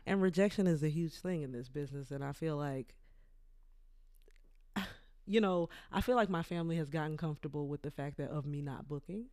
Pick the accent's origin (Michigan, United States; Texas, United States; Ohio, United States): Texas, United States; Port Arthur; moved away; I'm from Port Arthur, Texas.